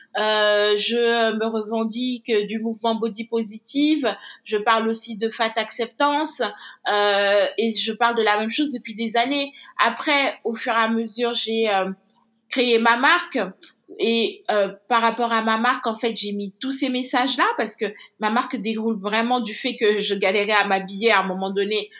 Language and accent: French; Senegal; moved away as an adult; also born or lived in Douai, France; moi je suis née au Sénégal, j'ai grandi au Sénégal, mais mes parents sont d'origine béninoise